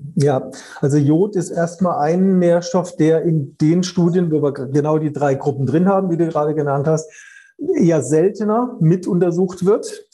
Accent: Karlsruhe, Baden-Württemberg, Germany; komme ja aus Karlsruhe

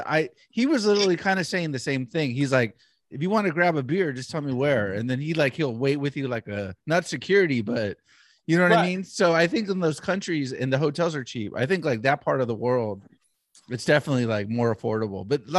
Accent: United States; Yeah. I'm American.

